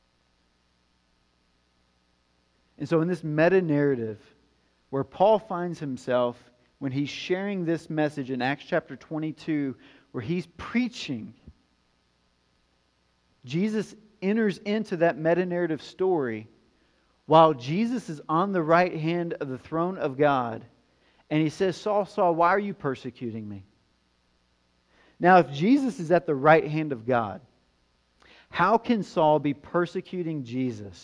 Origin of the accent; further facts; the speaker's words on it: White House, Tennessee, United States; also born or lived in Nashville, Tennessee; I was born in Nashville, but I'm actually from White House, Tennessee. That's where I grew up. Podunkville, rural Tennessee. That's where I'm from.